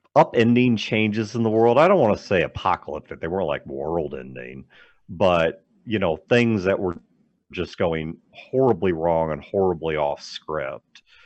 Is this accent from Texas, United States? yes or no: no; St. Louis, Missouri, United States; also born or lived in Kirksville, Missouri; I grew up in the St. Louis metro